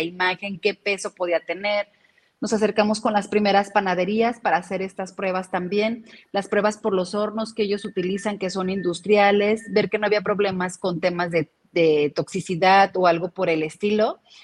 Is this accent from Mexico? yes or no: yes; Guadalajara, Jalisco, Mexico; como tapatíos